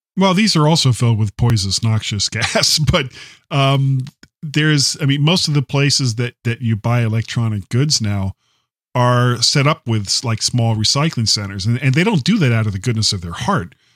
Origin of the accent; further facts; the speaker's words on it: South Florida, United States; moved away; I'm originally from South Florida. grew up in the seventies